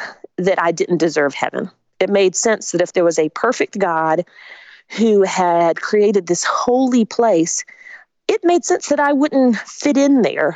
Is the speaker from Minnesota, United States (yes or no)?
no; Spartanburg, South Carolina, United States; also born or lived in Augusta, Georgia; my family moved when I was 3 to Spartanburg, South Carolina